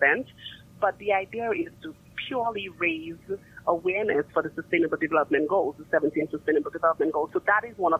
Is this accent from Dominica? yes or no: yes; Dominica; I'm from Dominica